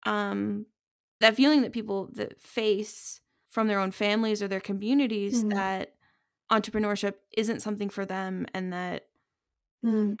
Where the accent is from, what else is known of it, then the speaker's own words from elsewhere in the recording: United States; as an American